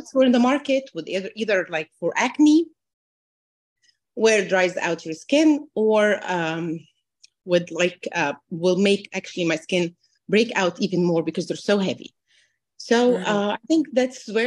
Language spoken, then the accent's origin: English; Egypt; moved away as an adult; also born or lived in New Jersey, United States; now in United States; I'm originally from Egypt. I moved with my husband and two daughters